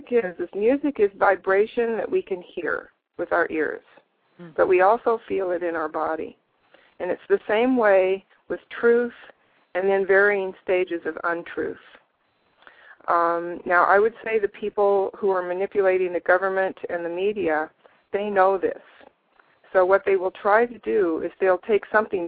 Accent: United States; I grew up in the United States of America.

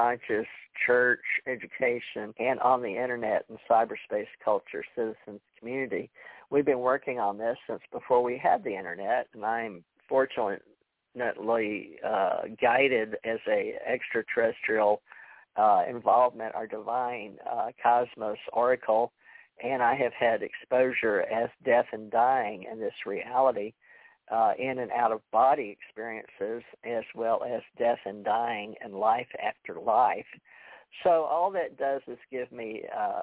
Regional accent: Houston, Texas, United States; I was raised in Houston

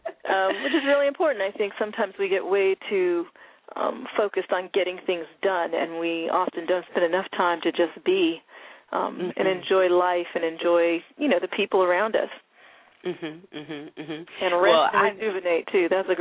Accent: Denver, Colorado, United States; also born or lived in North Florida / Germany; I was born in North Florida, and then we moved to Germany when I was in the second grade, and I lived there through fourth grade. And then we moved to Denver, Colorado. I consider Colorado to be where I grew up

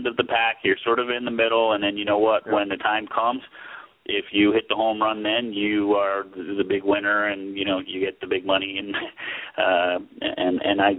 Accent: New Jersey, United States; moved away; where I grew up in New Jersey.

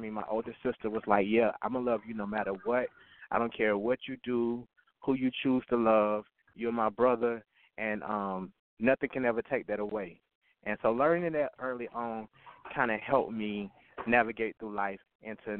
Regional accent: West Palm Beach, Florida, United States; I was born and raised in West Palm Beach, Florida

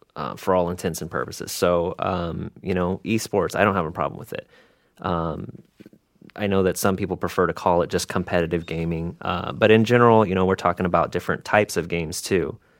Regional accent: Seattle, Washington, United States; I grew up mostly in the Seattle area

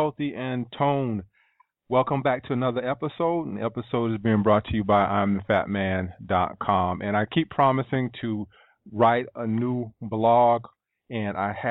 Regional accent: East Coast, United States; also born or lived in Sacramento, California; I was from the East Coast

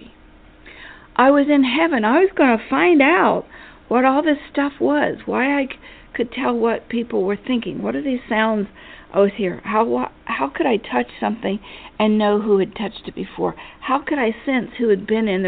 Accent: Appalachia, United States; moved away; I was from Appalachia. I went to a four-room schoolhouse.

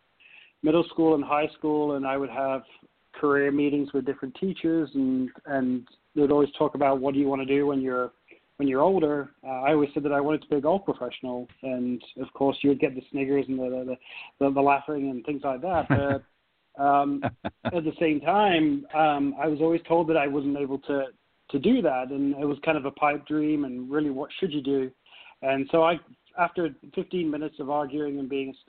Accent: Nottingham, East Midlands, United Kingdom; moved away as an adult; now in United States; growing up in England

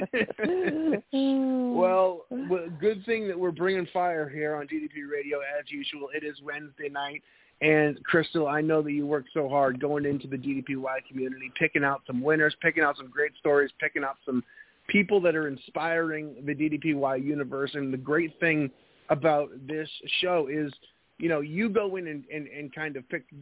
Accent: New England, United States; moved away; I'm originally from New England

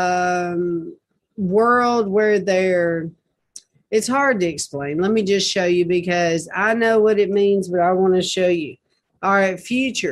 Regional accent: Nashville, Tennessee, United States; I was born in Nashville

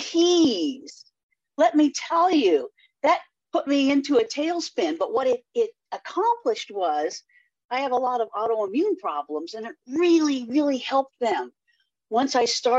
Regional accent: Eugene, Oregon, United States; moved away; also born or lived in California; I was born in Eugene, Oregon

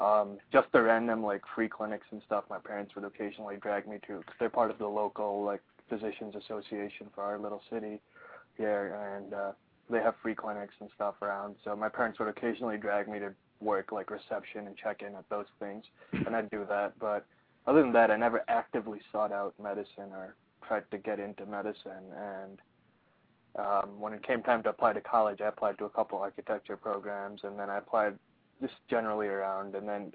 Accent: Oman; also born or lived in Pakistan; So I was born in Pakistan. I was about 8 months old. My family moved to Oman, which is a really small Middle Eastern country.

